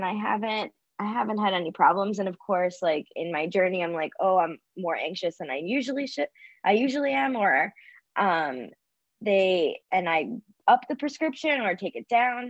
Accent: Florida, United States; moved away as an adult; also born or lived in New York City; I grew up in Florida, and then I moved to New York City to go to college and pursue my career.

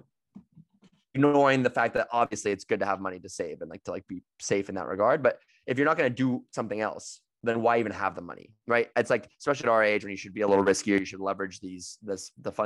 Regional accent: near Santa Rosa, Northern California, United States; NorCal in Santa Rosa next to my hometown

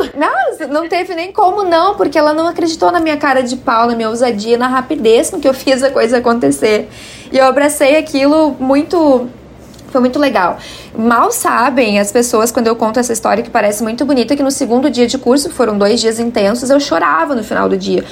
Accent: Cachoeirinha, Rio Grande do Sul, Brazil; na minha cidade natal em Cachoeirinha

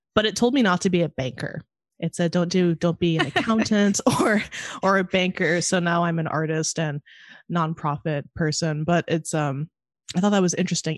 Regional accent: Monterey, California, United States; moved away as an adult; now in Chicago, United States; in school living in Monterey, my hometown

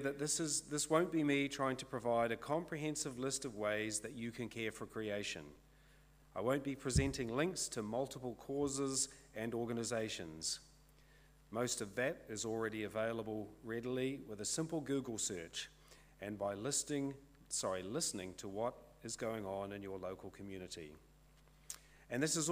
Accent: Kawakawa, Northland, New Zealand; now in Onerahi, New Zealand; I live in Onerahi but I'm from Kawakawa.

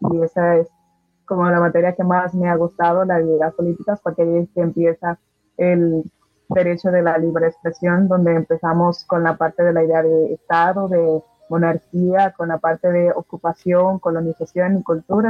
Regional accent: Dominican Republic; somos dominicanos

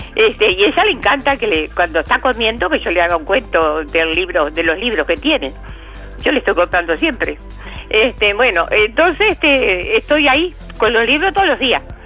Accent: Colonia, Uruguay; somos también departamento de Colonia

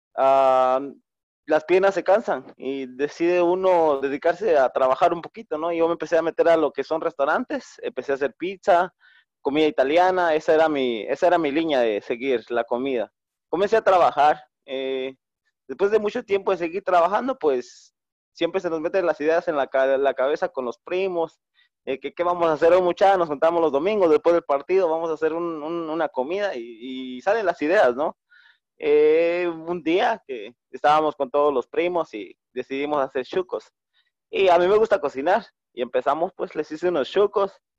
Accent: Santa Cruz del Quiché, Quiché, Guatemala; moved away as an adult; now in United States; yo nací en Santa Elena de la Cruz, en Santa Cruz del Quiché, y me crié en una aldea llamada Chipente

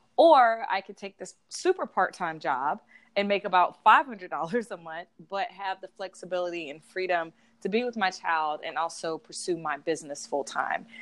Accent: South Georgia, United States; moved away as an adult; now in Atlanta, United States; I'm from Georgia. I'm from South Georgia

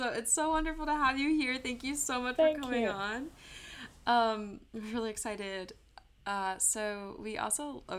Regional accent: Germany; born there; I was born in Germany to two Americans, and the English you learn in school there is the UK English and not American English.

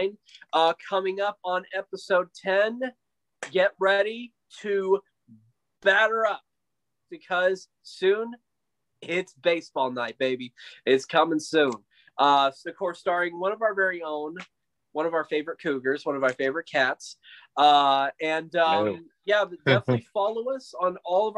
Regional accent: Midland, Texas, United States; Midland Rockhounds, Rocky the Rockhound, my hometown.

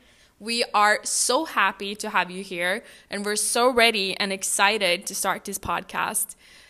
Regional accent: Oslo, Norway; English is a second language; moved away as an adult; now in Miami, United States; I'm an international student at the University of Miami. I'm originally from Oslo, Norway, but I decided to move across the world to take my undergrad in Miami.

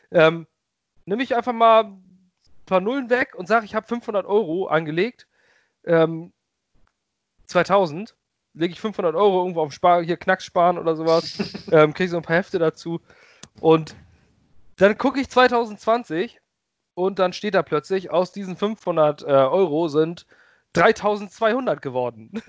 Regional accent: Kiel, Schleswig-Holstein, Germany; als Kieler

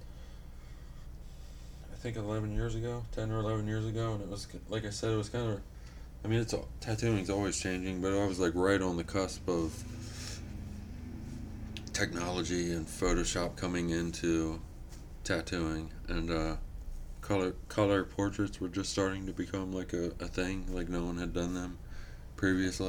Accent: York, Pennsylvania, United States; moved away as an adult; also born or lived in Wilkes-Barre, Pennsylvania; now in Bloomsburg, United States; my hometown of York

